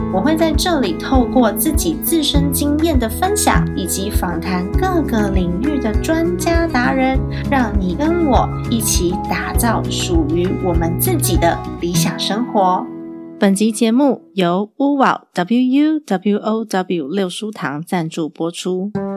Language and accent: Chinese; Taiwan; also born or lived in United States; 我爸还规定我那时候在美国念书的时候，我半年要回台湾一次